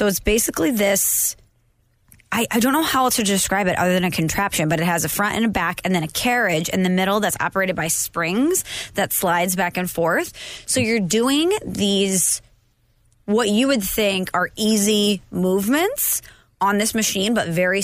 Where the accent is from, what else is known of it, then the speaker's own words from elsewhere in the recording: St. Louis, Missouri, United States; as a kid growing up in St. Louis in the early 2000s